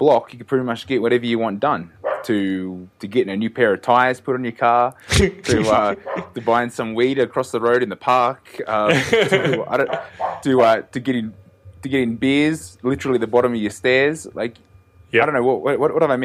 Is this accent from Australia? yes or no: yes; Australia; moved away as an adult; now in Mexico; I grew up in Australia.